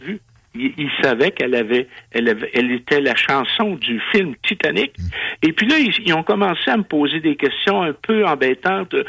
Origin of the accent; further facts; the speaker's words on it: Canada; je suis un Canadien